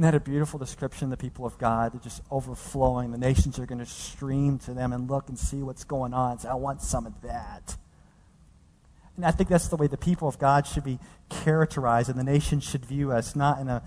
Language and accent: English; Dallas, Texas, United States; moved away as an adult; now in California, United States; the place where I grew up in this downtrodden portion of Dallas